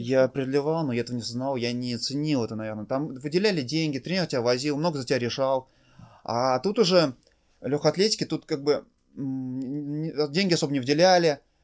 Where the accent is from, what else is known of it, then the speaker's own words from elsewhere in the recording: Tolyatti, Samara Oblast, Russia; я из города Тольятти